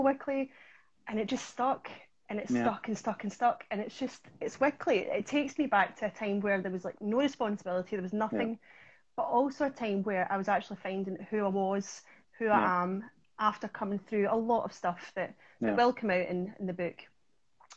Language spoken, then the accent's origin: English; Ayrshire, Scotland, United Kingdom; accent: Ayrshire; I'm from Ayrshire in Scotland